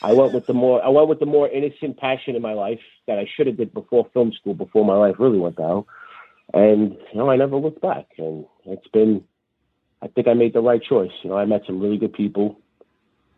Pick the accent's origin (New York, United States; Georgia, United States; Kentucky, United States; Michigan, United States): New York, United States; New York City; I came from South Brooklyn, New York, like Red Hook, Cow Gardens